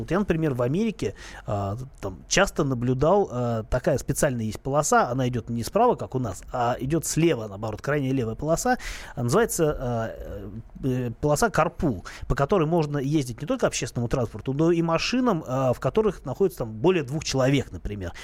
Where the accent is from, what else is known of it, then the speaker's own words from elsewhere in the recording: Saint Petersburg, Russia; now in Moscow, Russia; Я сам родом из Питера